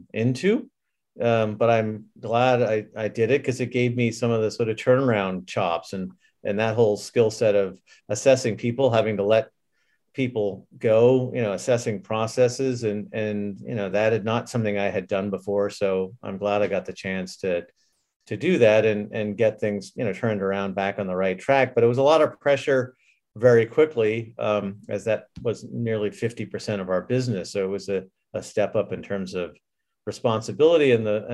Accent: New England, United States; moved away as an adult; also born or lived in Scotland / California / Japan; I grew up in New England

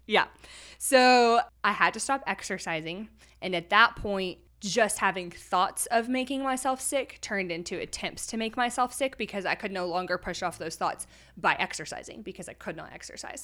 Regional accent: Texas, United States; moved away as an adult; now in Conway, Arkansas, United States; I'm originally from Texas

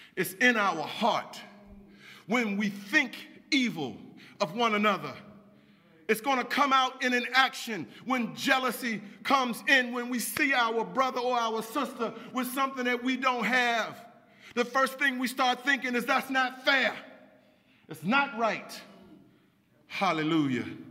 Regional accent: Washington, District of Columbia, United States; I grew up right here in Washington, D.C.

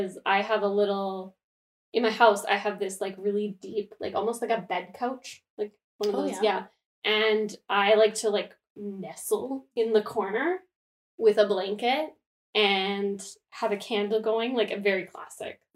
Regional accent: Canada; we are Canadian

